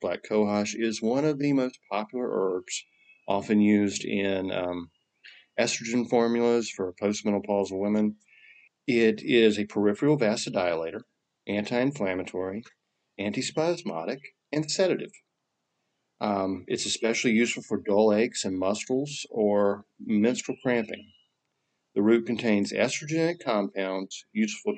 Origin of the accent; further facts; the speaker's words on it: North Carolina, United States; I'm from North Carolina. We talk straight through the nose.